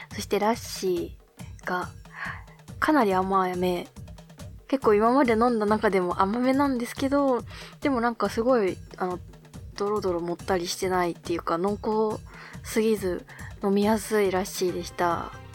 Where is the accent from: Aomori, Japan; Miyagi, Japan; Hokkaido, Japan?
Hokkaido, Japan; moved away as an adult; now in Tokyo, Japan; 北海道の大自然の中で育った